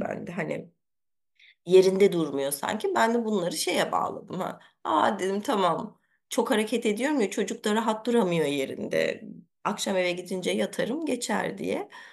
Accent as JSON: {"language": "Turkish", "country": "Germany", "tie": "born or raised there", "said": "ben Almanya'da doğdum, büyüdüm."}